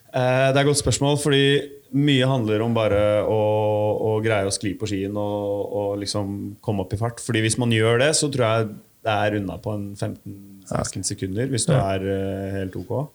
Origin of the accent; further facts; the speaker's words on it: Bærums Verk, Akershus, Norway; Bærums Verk, hjemme der jeg kommer fra